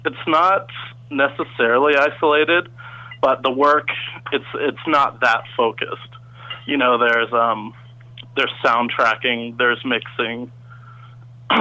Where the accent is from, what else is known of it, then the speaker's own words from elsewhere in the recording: Kansas City, United States; moved away as an adult; now in Vancouver, Canada; I'm from Kansas City, and I moved to Canada this year